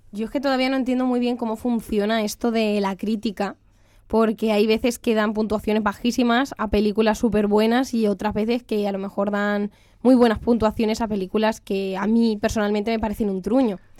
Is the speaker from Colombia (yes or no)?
no; near Albacete, Castilla-La Mancha, Spain; Albacete, que esto me voy yo un poco para mi tierra